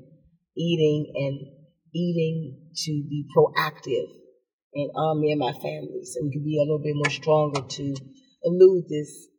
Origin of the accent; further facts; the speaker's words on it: Washington, District of Columbia, United States; I grew up again in Southeast. I lived in Park Southern